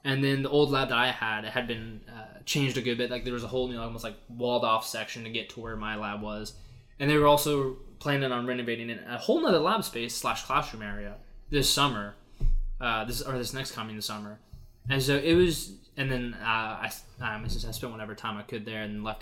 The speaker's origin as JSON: {"language": "English", "region": "Alaska", "country": "United States", "tie": "born or raised there", "moved": "as an adult", "said": "back in my hometown up in Alaska"}